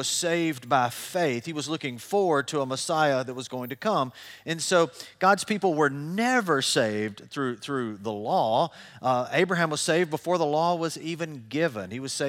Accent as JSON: {"language": "English", "region": "Tennessee", "country": "United States", "tie": "born or raised there", "said": "I grew up in I grew up in Middle Tennessee my whole life."}